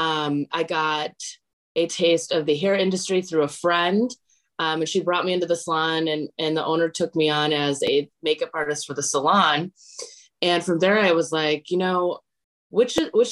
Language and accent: English; Wisconsin, United States; moved away as an adult; now in Los Angeles, United States; I actually am from Wisconsin. I'm from Kokona, Wisconsin, if anyone knows where that is. And I moved to LA about 3.5 years ago